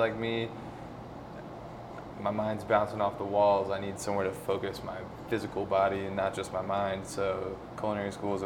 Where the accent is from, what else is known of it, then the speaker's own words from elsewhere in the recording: Tennessee, United States; moved away as an adult; now in Colorado, United States; Rachel and I grew up together in Tennessee